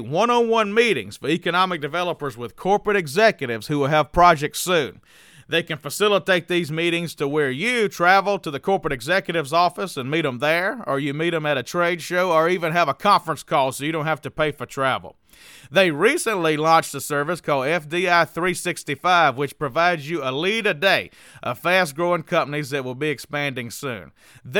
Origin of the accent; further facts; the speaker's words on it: Wayne County, Mississippi, United States; So I'm from Wayne County, Mississippi